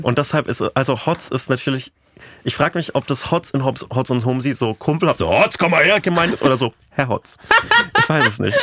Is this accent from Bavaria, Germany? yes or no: yes; Franconian Switzerland, Bavaria, Germany; moved away; in meiner Heimatregion Burg Neideck, Burg Rabenstein und Schloss, Gre Schloss Greifenstein